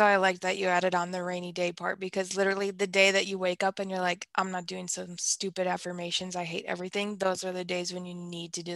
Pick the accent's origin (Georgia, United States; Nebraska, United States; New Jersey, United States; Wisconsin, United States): Wisconsin, United States; I'm from Wisconsin